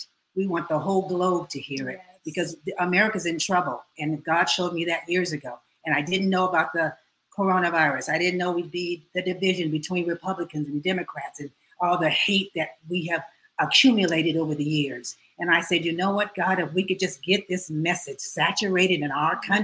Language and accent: English; San Diego, California, United States; also born or lived in Tulsa, Oklahoma; I'm from San Diego, which I love